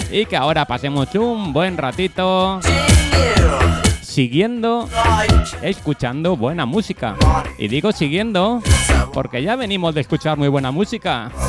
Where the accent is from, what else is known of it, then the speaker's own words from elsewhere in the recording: Elche, Valencian Community, Spain; yo soy de Elche, provincia de Alicante, y hoy he tenido el placer de pegarme un puente largo.